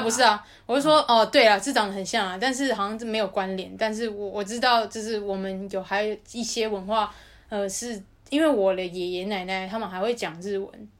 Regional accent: Taiwan; moved away as an adult; now in Australia; 我就是born in Taiwan，所以我觉得我是台湾人，这很正常

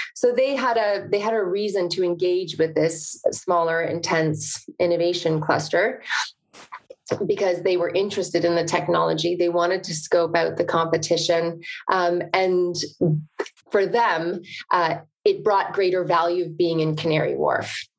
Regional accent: the country north of Toronto, Ontario, Canada; I'm Canadian, grew up in the country north of Toronto

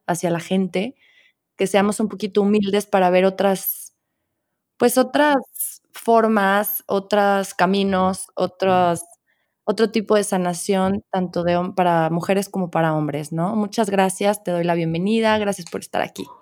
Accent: León, Guanajuato, Mexico; los que somos de León y de Guanajuato

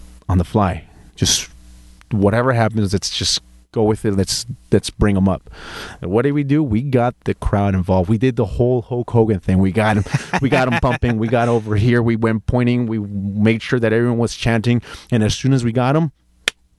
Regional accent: Anaheim, California, United States; born or raised there; also born or lived in Guadalajara, Jalisco, Mexico

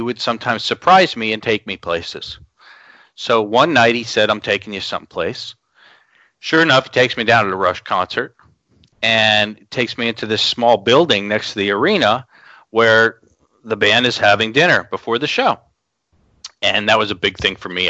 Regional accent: Long Island, New York, United States; growing up in Long Island, New York

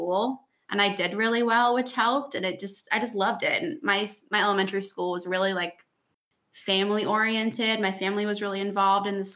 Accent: North Carolina, United States; I'm from North Carolina originally

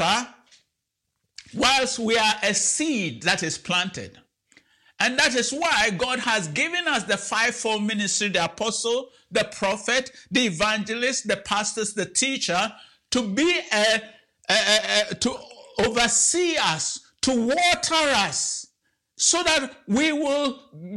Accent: Ghana; moved away; I'm from Ghana, and back home when I was a child, we used to go to the farm

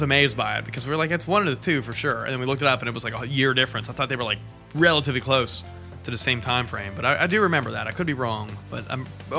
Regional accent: Canada; I'm Canadian.

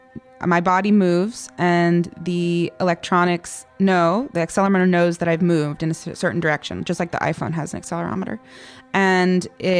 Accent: California, United States; I was born in California

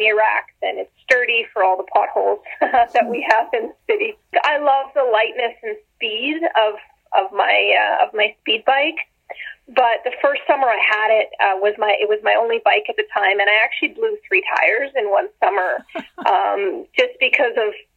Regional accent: Ottawa, Ontario, Canada; now in Alberta, Canada; I grew up in Ottawa, so I always rode a bike as a kid

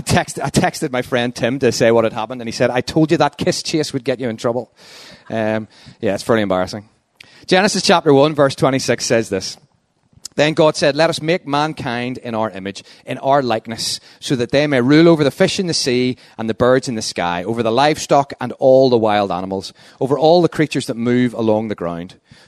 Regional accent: Luton, East of England, United Kingdom; also born or lived in London; And as you can tell from the accent, I'm from Luton. And I've been there the last 3.5 years

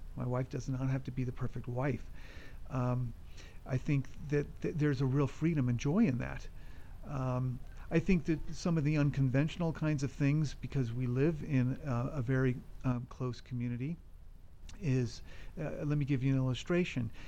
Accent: California, United States; moved away as an adult; also born or lived in Colorado; I'm originally from California

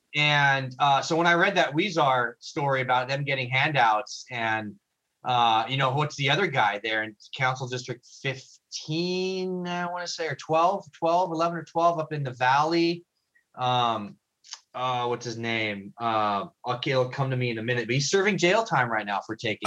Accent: Los Angeles, California, United States; now in Redondo Beach, United States; I'm actually from San Pedro

